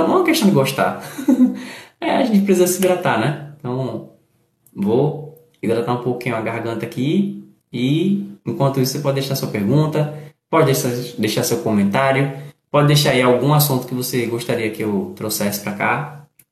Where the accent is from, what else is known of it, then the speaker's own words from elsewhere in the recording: Recife, Pernambuco, Brazil; eu sou do Recife